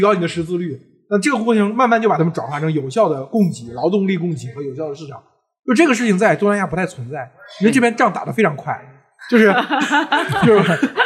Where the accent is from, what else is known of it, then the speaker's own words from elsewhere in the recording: China; 我们中国人太热血了